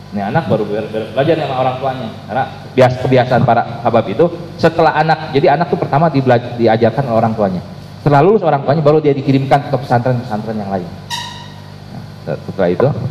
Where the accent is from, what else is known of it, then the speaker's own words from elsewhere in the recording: Indonesia; adat kita adat istiadat warga Indonesia